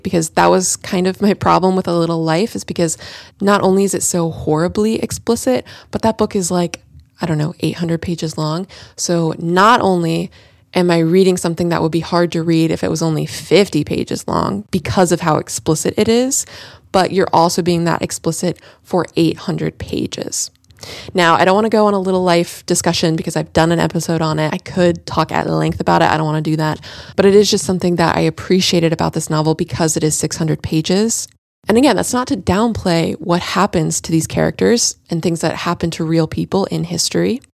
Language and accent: English; Central Florida, United States; I'm more from Central Florida